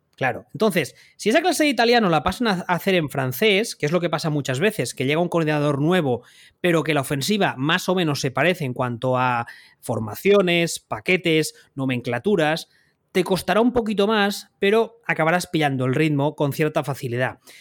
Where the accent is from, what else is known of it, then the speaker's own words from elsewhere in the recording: Spain; Siendo nosotros españoles, eh, hablando español